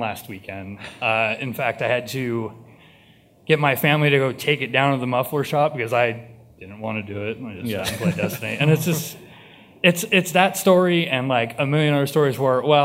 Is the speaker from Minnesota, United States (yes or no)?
no; East Bay, California, United States; I'm from the East Bay